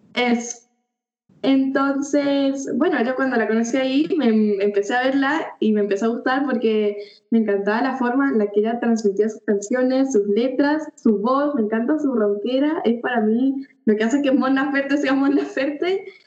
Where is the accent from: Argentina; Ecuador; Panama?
Argentina; Mendoza; soy de Mendoza